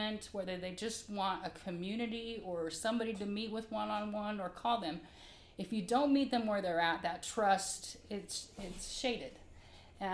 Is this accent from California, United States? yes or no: no; Salt Lake City, Utah, United States; moved away; also born or lived in Miami, Florida / the South; I grew up in Salt Lake as a child and then moved all over down south and had just recently come from Miami